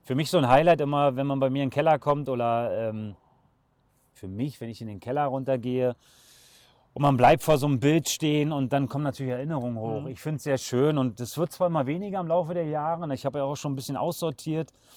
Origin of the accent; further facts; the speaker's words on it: Berlin, Germany; moved away as an adult; now in Kürten, Germany; ich bin in einer kleinen Wohnung groß geworden in Berlin